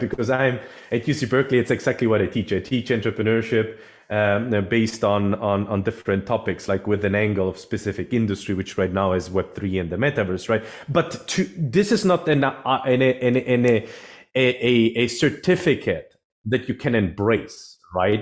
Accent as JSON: {"language": "English", "region": "Sicily", "country": "Italy", "also_born_or_lived": "Germany / London", "moved": "yes", "lives_now": "San Francisco Bay Area, United States", "said": "I'm originally actually from, from Europe, from South Europe, actually. I'm from Sicily, from Italy, Sicily"}